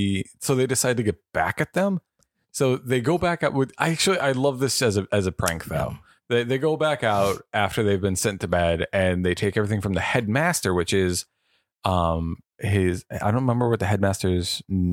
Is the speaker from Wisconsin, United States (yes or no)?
yes; Wisconsin, United States; we're from Wisconsin